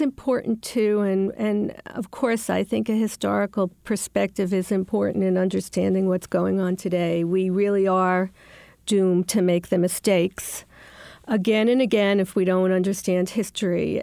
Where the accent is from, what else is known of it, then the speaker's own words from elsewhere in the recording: New York City, New York, United States; the neighborhoods like where I grew up in Queens